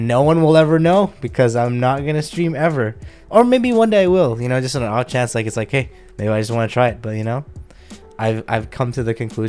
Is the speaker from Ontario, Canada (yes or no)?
yes; Scarborough, Ontario, Canada; Word up. I'm from Scarborough. Sorry.